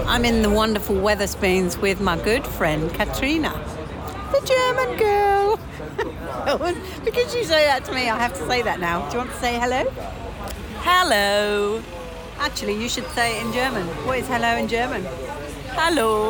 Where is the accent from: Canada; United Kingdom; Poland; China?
United Kingdom; I'm British